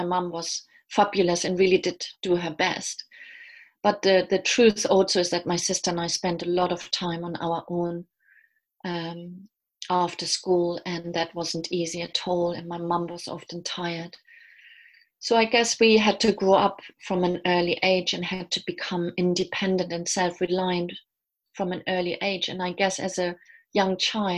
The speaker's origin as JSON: {"language": "English", "country": "Germany", "moved": "as an adult", "lives_now": "London, United Kingdom", "said": "I'm originally from Germany. I've lived in London for the last 20 years"}